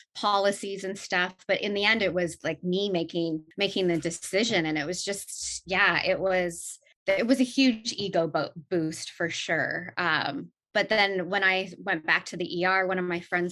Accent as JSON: {"language": "English", "country": "Canada", "tie": "born or raised there", "said": "I'm Canadian, born and raised"}